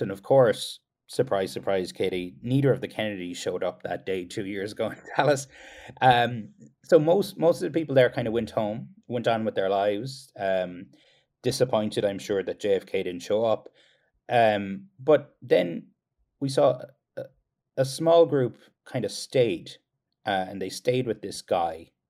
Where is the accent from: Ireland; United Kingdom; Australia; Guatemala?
Ireland; Kerry, Munster; now in United States